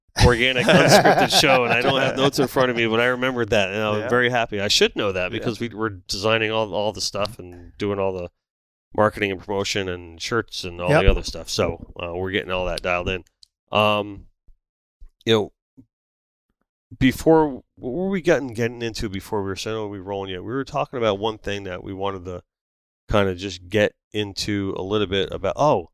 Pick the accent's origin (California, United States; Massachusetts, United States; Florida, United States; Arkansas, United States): Florida, United States; North Lauderdale; I grew up in North Lauderdale, on the corner of Kimberly and Rock Island.